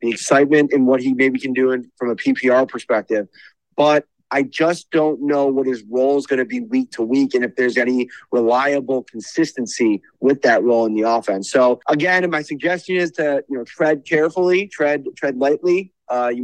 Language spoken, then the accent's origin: English; Buffalo, New York, United States; I grew up in Buffalo